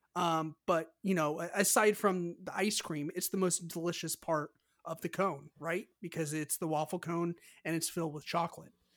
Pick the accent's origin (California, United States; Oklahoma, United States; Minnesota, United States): California, United States; I'm from California